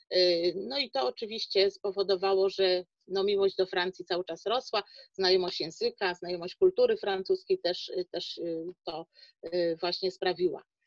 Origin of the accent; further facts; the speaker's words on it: Szczecin, West Pomeranian Voivodeship, Poland; jestem rodowitą Szczecinianką